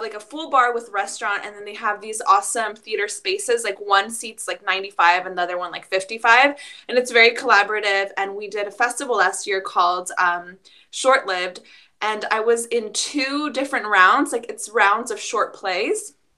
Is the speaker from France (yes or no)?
no; Mexico; moved away; we are immigrants from Mexico